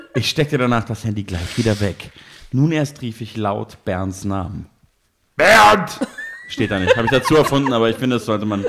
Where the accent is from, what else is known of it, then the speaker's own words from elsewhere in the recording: Munich, Bavaria, Germany; ich komme ja nicht aus Berlin, ich bin ja Münchner